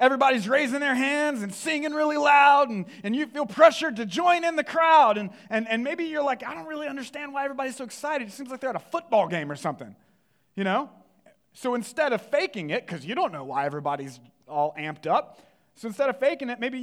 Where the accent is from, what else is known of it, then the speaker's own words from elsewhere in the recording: the Bible Belt, the South, United States; I grew up in the Bible Belt